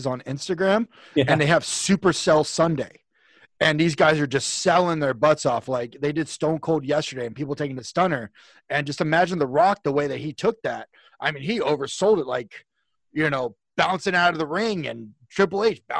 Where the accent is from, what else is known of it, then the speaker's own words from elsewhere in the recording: California, United States; I'm from California